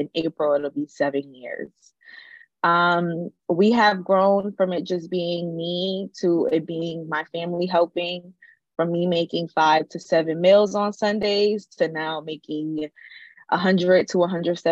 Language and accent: English; Newark, New Jersey, United States; I'm from Newark, born and raised